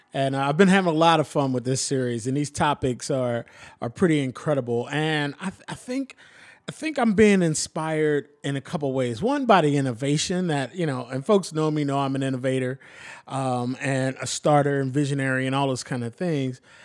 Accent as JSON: {"language": "English", "town": "Philadelphia", "region": "Pennsylvania", "country": "United States", "tie": "born or raised there", "also_born_or_lived": "Atlanta", "moved": "yes", "lives_now": "Portland, United States", "said": "I'm from Philly. I grew up in the city."}